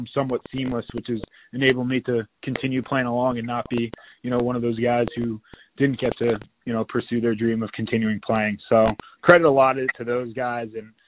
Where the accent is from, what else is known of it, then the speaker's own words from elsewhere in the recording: Mountain Lakes, New Jersey, United States; Yeah, growing up in Mountain Lakes, lacrosse was huge in the community.